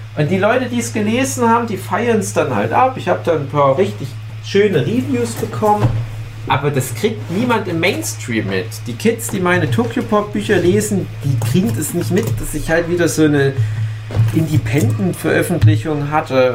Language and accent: German; Griesbach, Saxony, Germany; in meinem Heimatdorf Griesbach im Erzgebirge